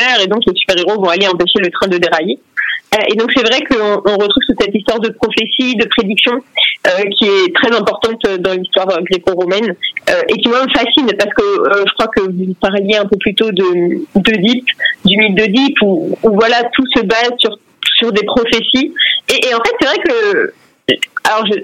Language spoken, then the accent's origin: French; Brittany, France; moi je suis bretonne, hein, pour ceux qui ne le savent pas, donc euh, voilà, la Bretagne c'est ma vie.